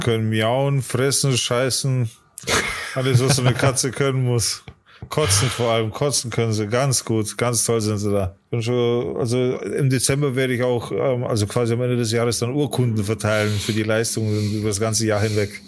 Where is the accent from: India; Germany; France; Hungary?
Germany; bei uns in Deutschland